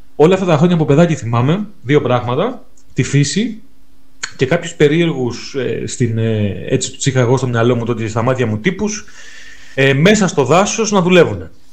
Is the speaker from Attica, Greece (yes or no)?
no; mountains of Trikala, Thessaly, Greece; στο χωριό μου στα ορεινά των Τρικάλων